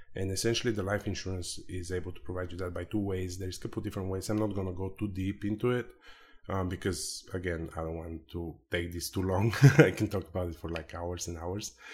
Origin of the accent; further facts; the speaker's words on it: Bulgaria; moved away as an adult; now in United States; I'm originally from Eastern Europe, uh, Bulgaria.